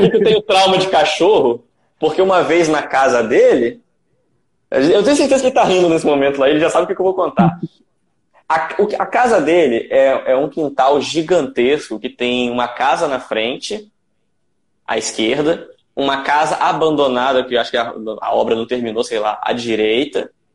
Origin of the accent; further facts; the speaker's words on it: Campos dos Goytacazes, Rio de Janeiro, Brazil; eu sou de Campos dos Goitacazes, né, Rio de Janeiro